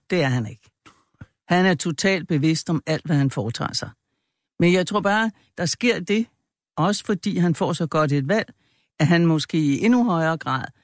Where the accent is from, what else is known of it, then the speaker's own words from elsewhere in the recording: Jutland, Denmark; jeg er fra Jylland